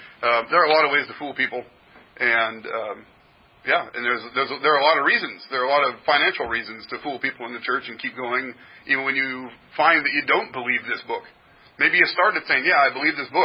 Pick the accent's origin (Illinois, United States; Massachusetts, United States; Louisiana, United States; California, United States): California, United States; Berkeley; moved away; I was born in Berkeley